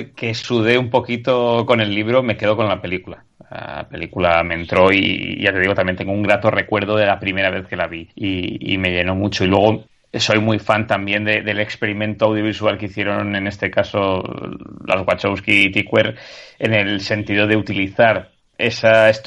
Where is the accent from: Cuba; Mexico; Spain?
Spain; moved away; Yo, yo me lo llevé también cuando me fui a vivir fuera de España y fue como, bueno, mis momentos de soledad así